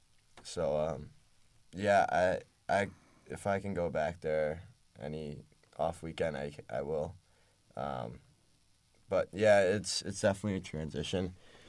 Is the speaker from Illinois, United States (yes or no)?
no; New York City, New York, United States; moved away as an adult; now in State College, United States; I'm a city kid. I love the city.